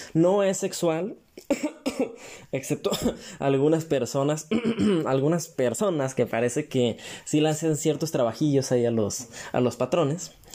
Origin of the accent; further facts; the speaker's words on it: Mexico; como buen mexicano